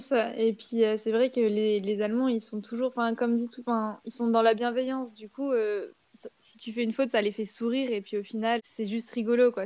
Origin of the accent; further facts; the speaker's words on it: France; c'est vraiment des choses qu'on n'a pas l'habitude de faire en tant que Français